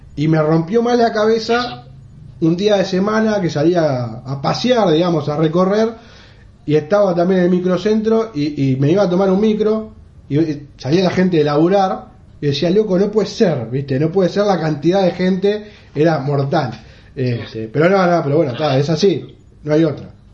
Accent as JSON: {"language": "Spanish", "country": "Uruguay", "said": "viviendo en el Uruguay, siendo uruguayo"}